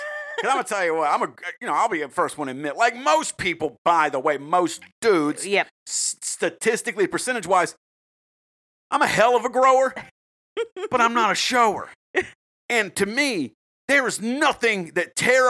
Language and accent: English; the South, United States; And rodeo worker, I've been to a rodeo. I told you I'm from the South.